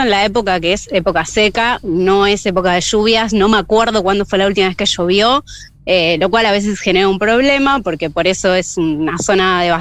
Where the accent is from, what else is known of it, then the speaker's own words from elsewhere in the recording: San Marcos Sierra, Córdoba, Argentina; y bueno, es mi pueblito, es el pueblito de la mía es uno de los pocos pueblos de acá de Córdoba